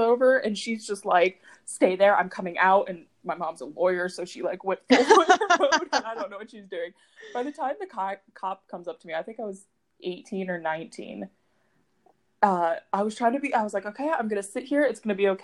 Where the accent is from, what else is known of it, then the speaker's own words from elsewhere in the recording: Syracuse, New York, United States; I'm from Syracuse